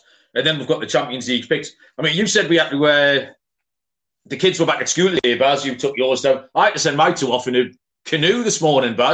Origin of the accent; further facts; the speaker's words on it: Newcastle upon Tyne, North East England, United Kingdom; I'm from Newcastle